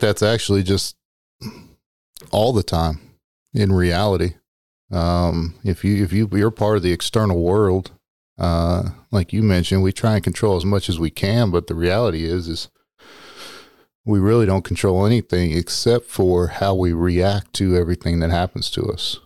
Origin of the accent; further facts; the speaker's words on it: Texas, United States; also born or lived in Arizona; I am from Texas.